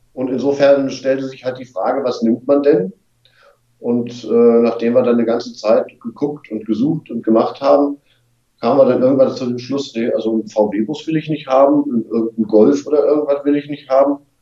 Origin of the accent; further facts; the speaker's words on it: Wolfsburg, Lower Saxony, Germany; now in Hamburg, Germany; geboren in Wolfsburg